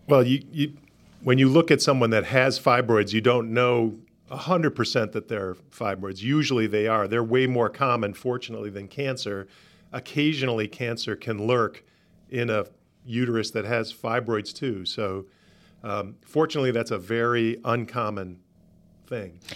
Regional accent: Rochester, New York, United States; moved away; also born or lived in Atlanta; I'm originally from Rochester, New York

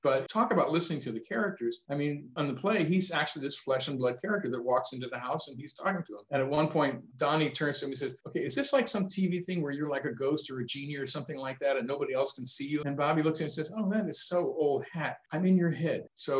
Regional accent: Michigan, United States; where I grew up, as you can probably tell a little bit by my accent, I was influenced by living close to Canada and finding out about that different part of the world too, as well, spending years in Northern Michigan.

